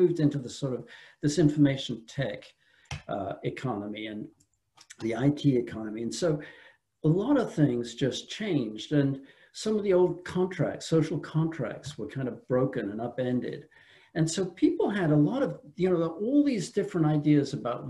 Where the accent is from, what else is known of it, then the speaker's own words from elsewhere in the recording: England, United Kingdom; also born or lived in France; now in United States; I'm from England originally, lived a long time in France, came from France.